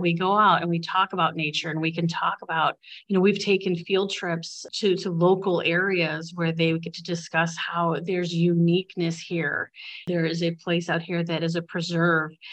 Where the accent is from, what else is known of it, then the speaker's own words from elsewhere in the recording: Bradley, Illinois, United States; I grew up in Bradley